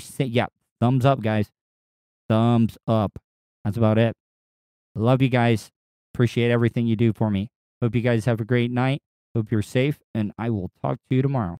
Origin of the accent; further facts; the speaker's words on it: the South, United States; now in Florida, United States; they looked down on me as a Southerner